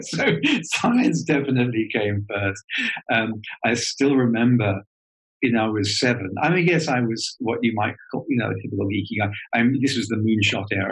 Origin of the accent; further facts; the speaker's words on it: Southern England, United Kingdom; accent: schooled Southern British; that schooled Southern British accent for you, English accent